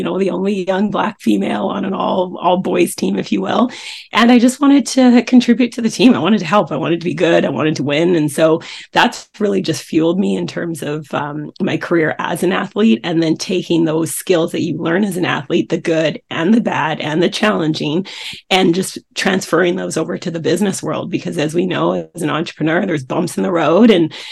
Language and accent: English; Coquitlam, British Columbia, Canada; I grew up in Coquitlam, British Columbia, Canada, which is a suburb of Vancouver